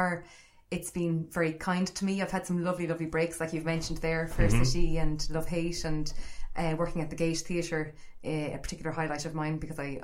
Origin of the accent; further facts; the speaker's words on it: Longford, County Longford, Ireland; I'm from Longford